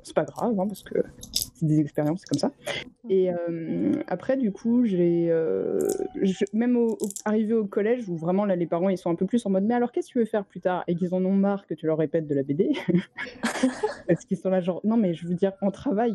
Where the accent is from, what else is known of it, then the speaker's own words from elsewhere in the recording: Orléans, Centre-Val de Loire, France; j'ai grandi euh, à Orléans